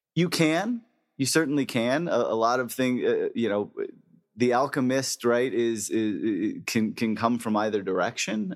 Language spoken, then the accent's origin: English; El Segundo, California, United States; I grew up in El Segundo, California